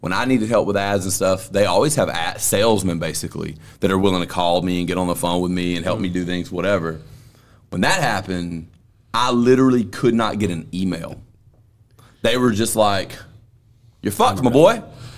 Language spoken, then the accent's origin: English; Alabama, United States; Yeah, we're both from Alabama.